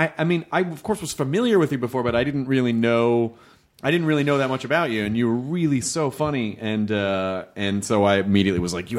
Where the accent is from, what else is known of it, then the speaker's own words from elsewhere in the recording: Tennessee, United States; also born or lived in Kentucky; Tennessee. I was born in Kentucky. I grew up in Tennessee.